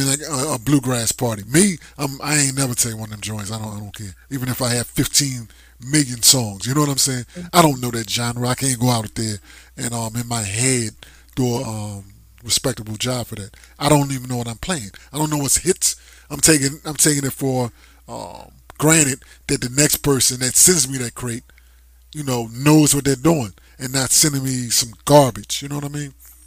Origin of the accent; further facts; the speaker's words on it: Langston, New Jersey, United States; now in Jacksonville, Florida, United States; Born and raised in Langston, New Jersey